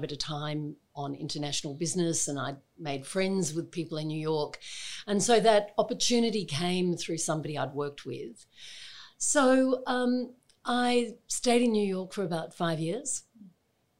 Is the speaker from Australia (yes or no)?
yes; Adelaide, South Australia, Australia; moved away as an adult; also born or lived in Sydney / Melbourne; I was born here in Adelaide and I went to school here and then also spent a chunk of time in Sydney as a child and we came back to Adelaide.